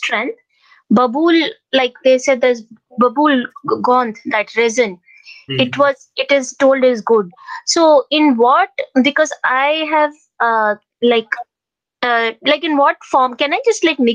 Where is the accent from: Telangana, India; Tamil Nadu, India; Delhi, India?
Delhi, India; I'm not from Karnataka. I'm from Delhi.